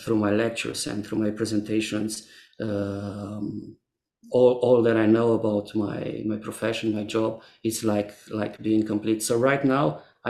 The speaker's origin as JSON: {"language": "English", "region": "Transylvania", "country": "Romania", "tie": "born or raised there", "also_born_or_lived": "Cluj-Napoca / Timișoara", "said": "my hometown in the middle of Transylvania"}